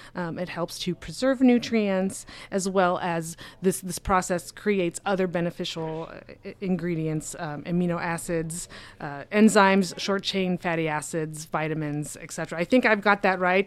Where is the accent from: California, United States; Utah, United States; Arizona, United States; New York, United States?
Arizona, United States; Phoenix; I'm from Phoenix